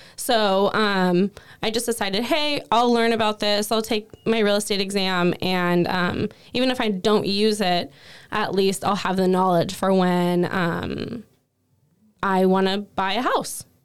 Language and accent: English; Cowlitz County, Washington, United States; I was born and raised in Cowlitz County